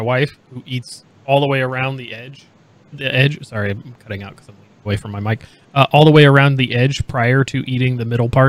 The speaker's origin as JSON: {"language": "English", "region": "Indiana", "country": "United States", "moved": "yes", "said": "I'm originally from Indiana."}